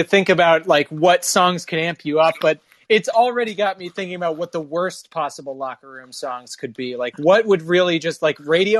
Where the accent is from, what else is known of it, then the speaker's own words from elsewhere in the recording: Kansas, United States; moved away; I'm from Kansas, so we did backyard wrestling while you guys were playing football.